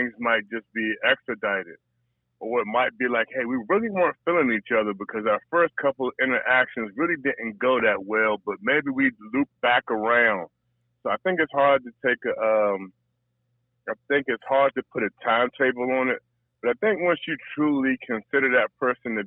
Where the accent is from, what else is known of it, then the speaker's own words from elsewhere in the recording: Prince George's County, Washington, D.C. area, Maryland, United States; I grew up in the Washington, D.C. area, Prince George's County to be specific